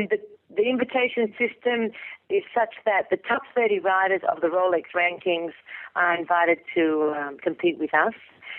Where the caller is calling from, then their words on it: Italy; I'm calling from Italy.